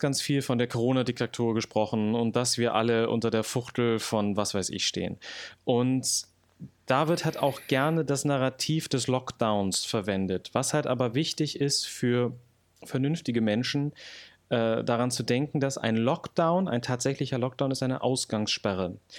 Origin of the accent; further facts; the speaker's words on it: Brandenburg, Germany; moved away as an adult; also born or lived in Berlin / Hamburg; geboren 1993 in Berlin, aufgewachsen dann in Brandenburg